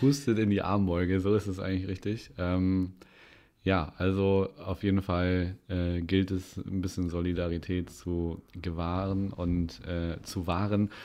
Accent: Winsen, Lower Saxony, Germany; ich bin ja äh, in Winsnu in Stöckte groß geworden

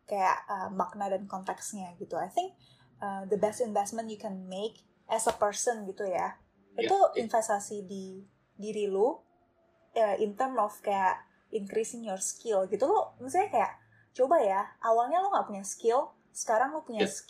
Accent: Pontianak, West Kalimantan, Indonesia; gue mau balik ke Pontianak gitu gue mau balik ke kampung halaman gue untuk um, start my career tuh di government gitu.

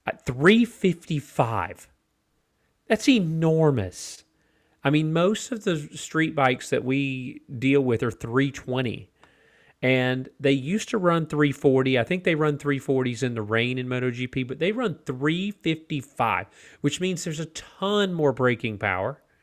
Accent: United States; for me as an American

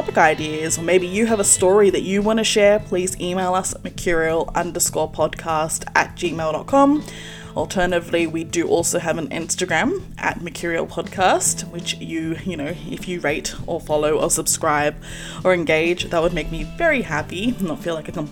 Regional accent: Sydney, New South Wales, Australia; I was born here in Australia in a suburb known as Lakemba

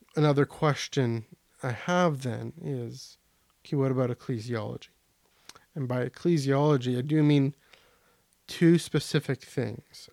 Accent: Canada; even as a Canadian

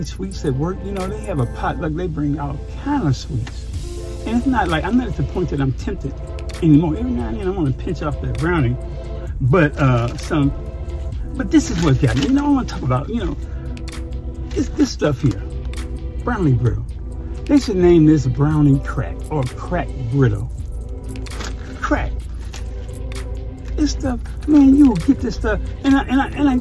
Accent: Chicago, Illinois, United States; moved away; I'm from the South Side.

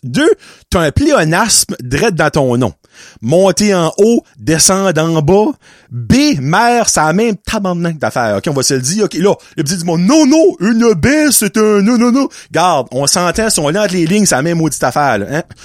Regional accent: Chaleur region, Acadia, New Brunswick, Canada; Nous sommes la région Chaleur

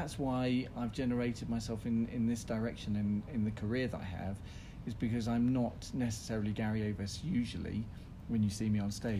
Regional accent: Ipswich, East of England, United Kingdom; I was brought up in Ipswich in Suffolk with a very normal working class family.

